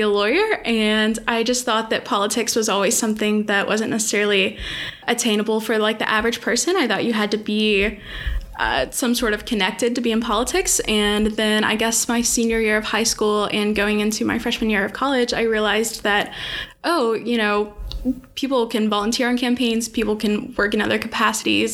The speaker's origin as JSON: {"language": "English", "town": "Little Rock", "region": "Arkansas", "country": "United States", "tie": "born or raised there", "said": "I'm born and raised in Little Rock, Arkansas"}